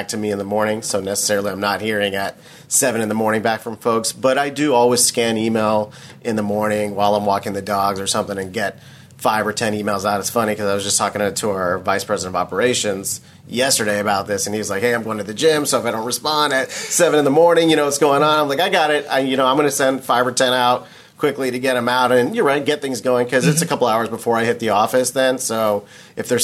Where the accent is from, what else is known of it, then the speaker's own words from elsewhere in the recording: Houston, Texas, United States; We grew up here in Houston.